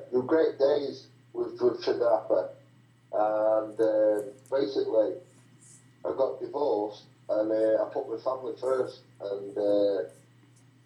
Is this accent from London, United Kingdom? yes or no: no; Salford, North West England, United Kingdom; we were all born in hospital in Salford